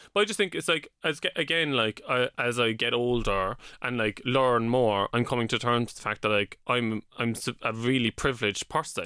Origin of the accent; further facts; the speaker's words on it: Cork, Munster, Ireland; moved away as an adult; also born or lived in London; now in Dublin, Ireland; when I was twenty, I moved from Cork to London